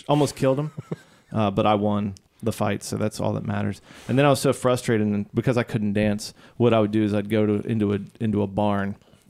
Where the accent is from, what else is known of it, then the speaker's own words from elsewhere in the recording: Chicago, Illinois, United States; Well, as I've mentioned before, I grew up in Chicago.